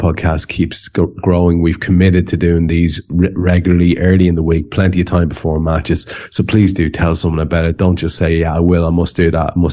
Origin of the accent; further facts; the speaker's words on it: Ireland; I'm Irish